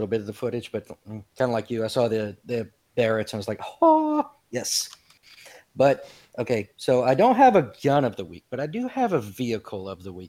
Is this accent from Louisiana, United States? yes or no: yes; Louisiana, United States; I'm from Louisiana